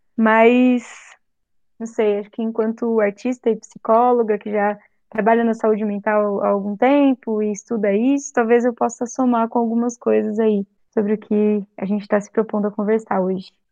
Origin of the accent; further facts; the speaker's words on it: Santo André, São Paulo, Brazil; moved away as an adult; also born or lived in Tatuí / Assis / Angra dos Reis; voltei a morar em São Paulo, né, em Santo André, que é minha cidade natal